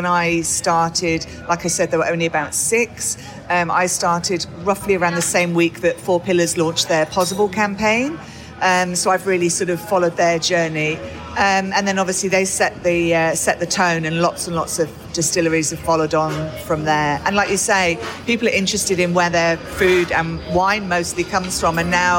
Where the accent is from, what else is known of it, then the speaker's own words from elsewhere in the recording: United Kingdom; now in Australia; Everyone back home thinks that I've lost my accent, but I'm originally from the UK, but I'm very proud to be Australian now. I have my passport.